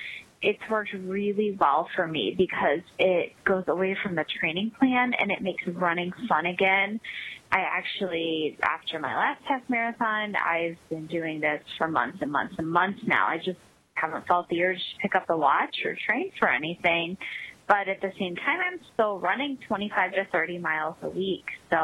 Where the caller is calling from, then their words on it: Chicago, Illinois, United States; I'm calling from the Chicago area.